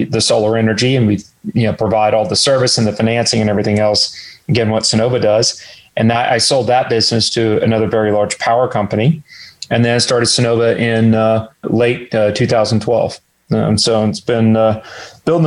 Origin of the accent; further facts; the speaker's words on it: College Station, Texas, United States; also born or lived in Houston, Texas; I was actually born in Houston. And then in early age, moved to Bryan College Station. Grew up in the construction business